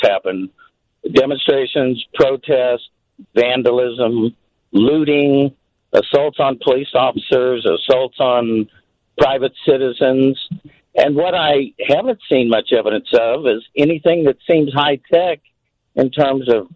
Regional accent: Kansas City, Missouri, United States; I'm from Kansas City

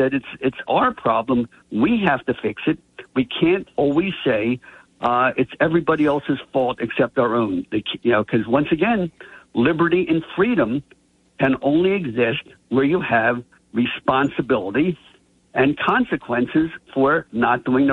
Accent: Atlantic City, New Jersey, United States; growing up in Atlantic City

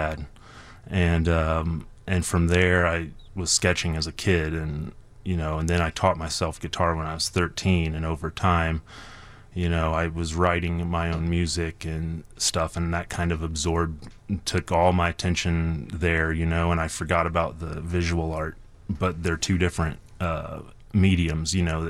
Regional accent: Brown County, Indiana, United States; now in Chicago, United States; growing up at the camp, that was my hometown

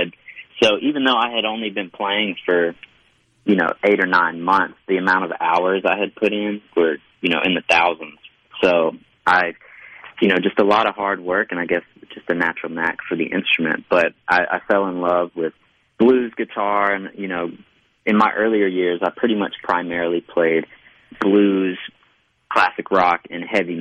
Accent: Hattiesburg, Mississippi, United States; moved away as an adult; now in Nashville, United States; I grew up in Hattiesburg. I was there from the time I was born until I was 22.

